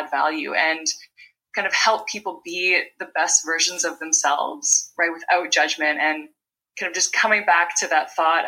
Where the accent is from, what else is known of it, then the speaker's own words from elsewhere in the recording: Vancouver Island, British Columbia, Canada; now in Ottawa, Canada; I'm from Vancouver Island, British Columbia, Canada, and I currently live in Ottawa